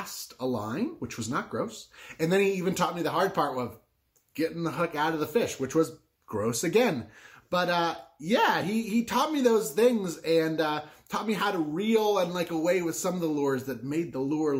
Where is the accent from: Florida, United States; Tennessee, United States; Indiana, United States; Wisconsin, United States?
Florida, United States; Southwest; I grew up in Southwest Florida